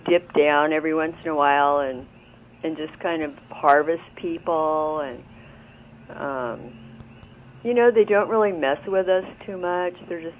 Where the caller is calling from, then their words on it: Hawaii, United States; I'm calling from Hawaii.